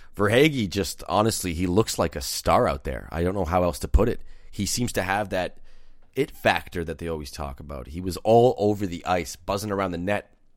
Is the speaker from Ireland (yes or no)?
no; New Brunswick, Canada; I was born out east in Canada, in New Brunswick.